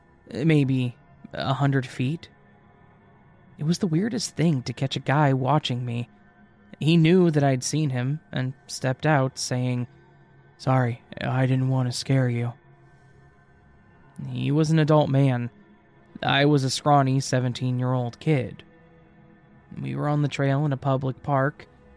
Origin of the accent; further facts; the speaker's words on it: Midwest, United States; I grew up in the Midwest of the U.S., when I was a senior in high school, I was out for a hike at a local trail in the National Forest.